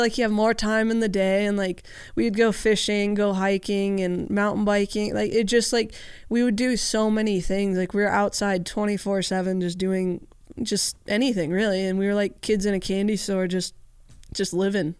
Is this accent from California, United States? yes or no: yes; Southern California, United States; I grew up in Southern California